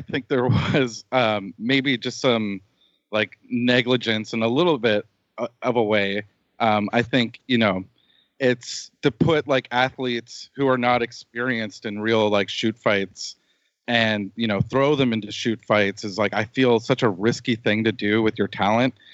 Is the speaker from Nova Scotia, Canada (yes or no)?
yes; Nova Scotia, Canada; moved away; I came back to my hometown, Nova Scotia, to finish the editing of the show